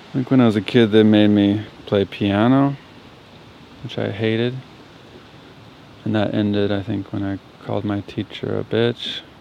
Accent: Santa Cruz, California, United States; I grew up in Santa Cruz, California, about 4 blocks from the beach

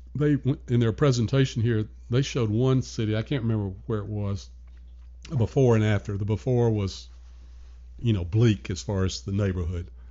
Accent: Nashville, Tennessee, United States; moved away as an adult; also born or lived in New York; now in Richmond, United States; born and raised in Nashville, Tennessee.

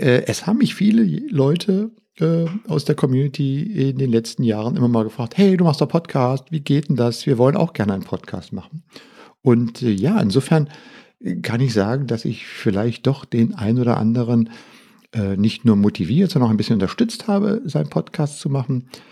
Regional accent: Berlin, Germany; ich bin mit Radio aufgewachsen hier in Berlin

